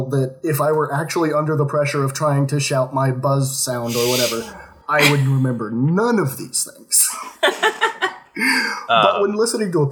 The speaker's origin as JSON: {"language": "English", "region": "Oklahoma", "country": "United States", "lives_now": "Kentucky, United States", "said": "Um, I'm from Oklahoma. Uh, very nice, nice, boring, nice. backward state."}